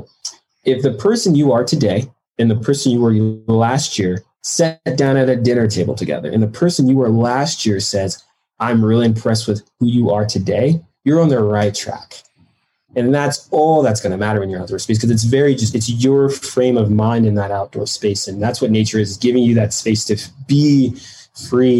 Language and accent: English; Detroit, Michigan, United States; I grew up in Detroit